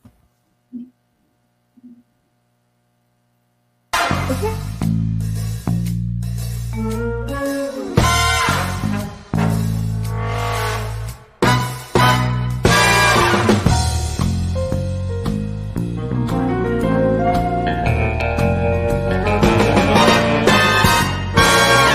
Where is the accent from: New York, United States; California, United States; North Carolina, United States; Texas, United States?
North Carolina, United States; Richlands; my hometown of Richlands, North Carolina